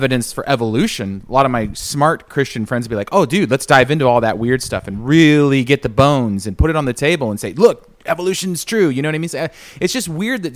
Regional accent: California, United States; I grew up in the Southern Baptist Church in California

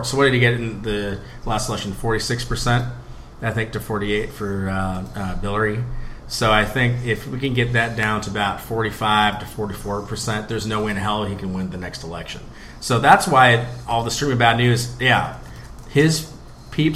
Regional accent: United States; being an American overseas

